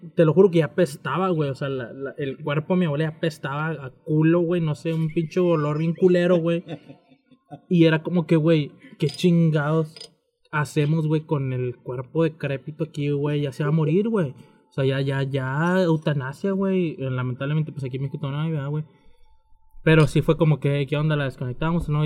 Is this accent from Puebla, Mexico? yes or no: no; Monterrey, Nuevo León, Mexico; soy de Monterrey